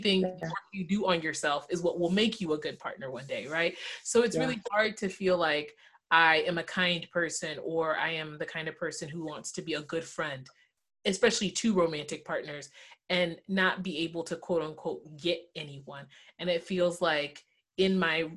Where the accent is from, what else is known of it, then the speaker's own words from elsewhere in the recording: the South, United States; And I was raised in the South